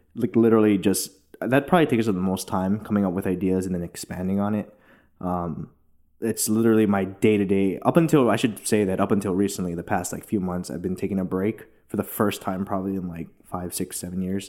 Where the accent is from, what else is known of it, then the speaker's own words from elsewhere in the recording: Hilo, Hawaii, United States; now in Los Angeles, United States; I grew up in Hilo, Hawaii, super small town on the Big Island